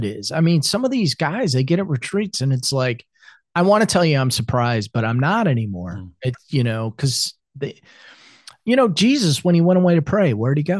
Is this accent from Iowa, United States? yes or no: yes; Iowa, United States; moved away as an adult; also born or lived in South Carolina; now in Atlanta, United States; I grew up in Iowa, I was back home